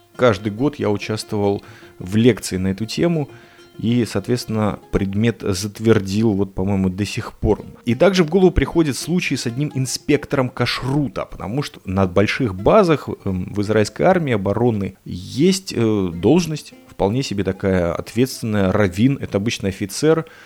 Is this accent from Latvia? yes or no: yes; Riga, Latvia; now in Petah Tikva, Israel; вырос, родился в этом городе Рига